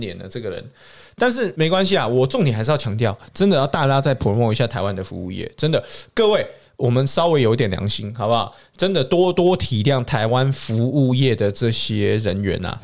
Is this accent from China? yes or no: no; Canada; also born or lived in Saskatchewan; 我是从小在加拿大长大